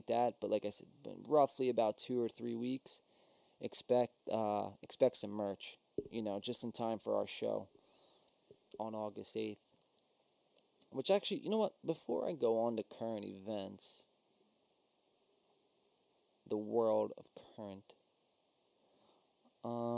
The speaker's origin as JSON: {"language": "English", "region": "New Jersey", "country": "United States", "said": "we are Win by Two from South Jersey. And since we're from South Jersey, we are Eagles fans"}